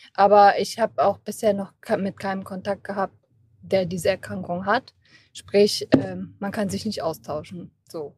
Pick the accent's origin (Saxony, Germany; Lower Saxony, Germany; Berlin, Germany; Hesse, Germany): Hesse, Germany; Kassel; ich komme aus Kassel